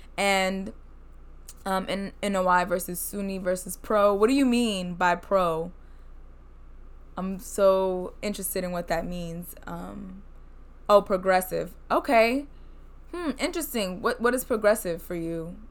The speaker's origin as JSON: {"language": "English", "country": "United States", "said": "I'm Black from America"}